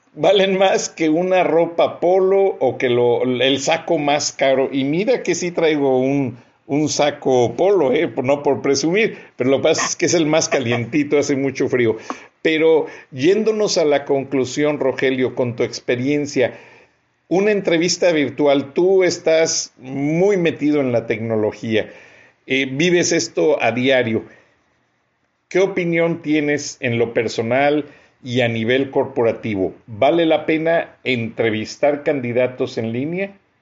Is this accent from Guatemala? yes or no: no; Mexico; now in Atlanta, United States